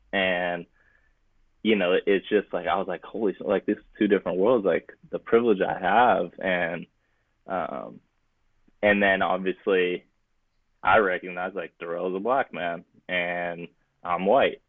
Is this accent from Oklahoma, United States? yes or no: no; Bay Area, California, United States; growing up in the Bay Area